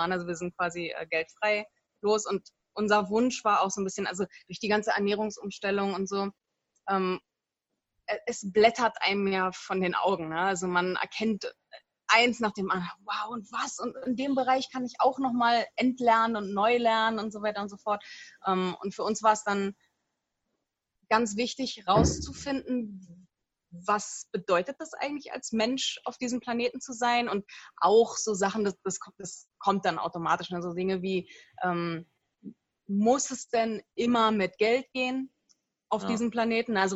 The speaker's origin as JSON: {"language": "German", "region": "Berlin", "country": "Germany", "lives_now": "Peru", "said": "Wir sind beide Berliner und wir haben uns kennengelernt durch einen gemeinsamen Freund."}